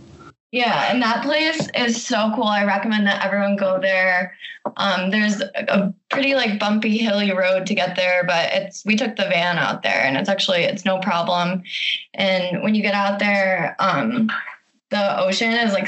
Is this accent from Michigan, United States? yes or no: yes; Michigan, United States; now in Bozeman, United States; I'm from Michigan